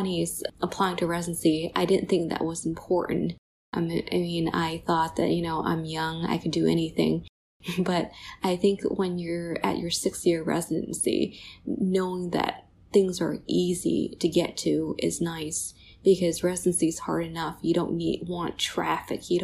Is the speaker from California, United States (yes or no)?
yes; California, United States; moved away as an adult; also born or lived in Ann Arbor, Michigan / East Coast; now in Rochester, United States; I say I'm Californian, but honestly, I've been on the East Coast probably as long as I've been on the West Coast